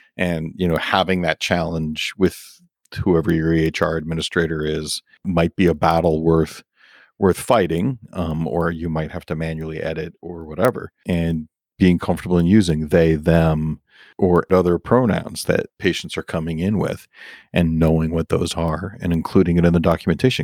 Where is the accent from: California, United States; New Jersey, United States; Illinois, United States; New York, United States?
New York, United States; I grew up as a New Yorker.